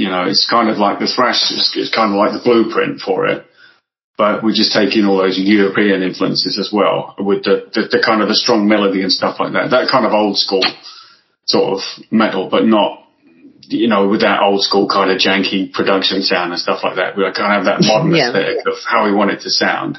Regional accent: Essex, East of England, United Kingdom; also born or lived in Southend; from England in a sort of general speaking kind of way, but mainly Essex

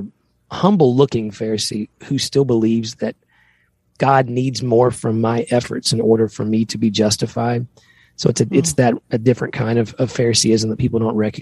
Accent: Tennessee, United States; we grew up both in Tennessee

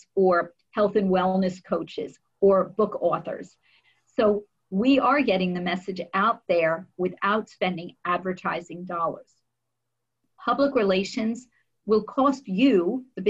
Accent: New Jersey, United States; I'm from New Jersey

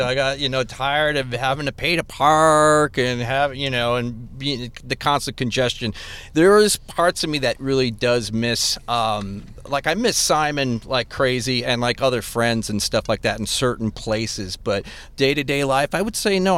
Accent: Des Plaines, Illinois, United States; I am from the suburbs as well. I'm from Des Plaines

